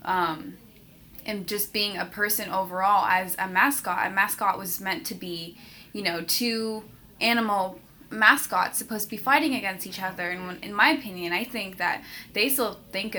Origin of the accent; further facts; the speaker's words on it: San Francisco, California, United States; I'm from San Francisco, California.